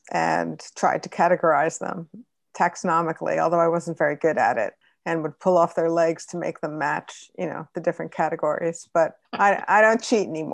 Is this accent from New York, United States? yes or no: yes; Long Island, New York, United States; I grew up on Long Island